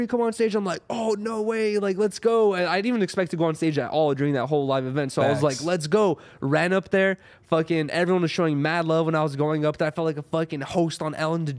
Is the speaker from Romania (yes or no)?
no; Russia; now in United States; I was born in Russia, right?